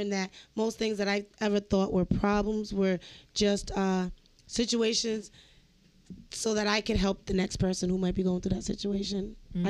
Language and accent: English; East Providence, Rhode Island, United States; I grew up in East Providence